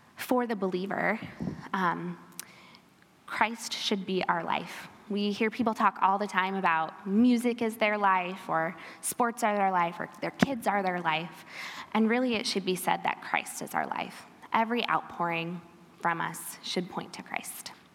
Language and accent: English; Pella, Iowa, United States; I am an Iowan, born and bred